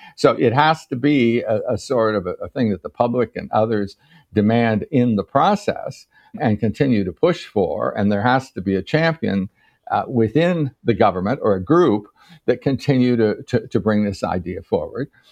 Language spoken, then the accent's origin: English; United States; I'm an American